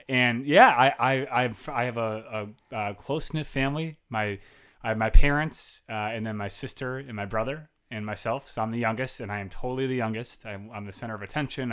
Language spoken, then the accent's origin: English; Chicago, Illinois, United States; now in Milwaukee, United States; I am originally from the south side of Chicago